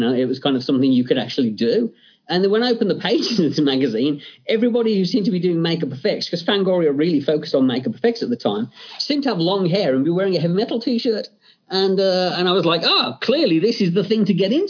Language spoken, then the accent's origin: English; England, United Kingdom; growing up in England, um, you know, my my uh, parents' way of kind of keeping me in line was, you know, do I get to watch the Hammer horror film on a Friday night?